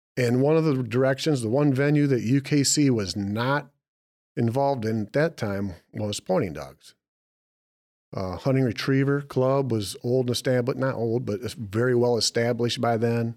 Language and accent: English; Michigan, United States; We're from Michigan